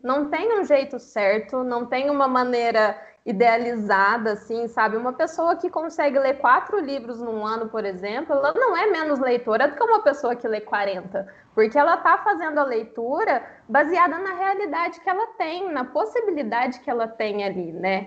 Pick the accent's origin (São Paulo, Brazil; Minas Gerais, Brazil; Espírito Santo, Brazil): Minas Gerais, Brazil; eu tenho 29 anos, sou mineira